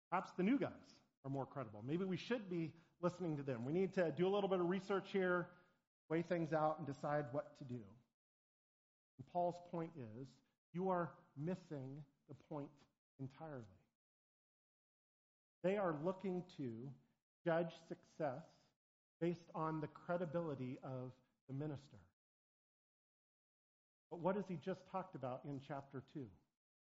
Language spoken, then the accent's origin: English; Portland, Oregon, United States; moved away; I grew up in Portland, Oregon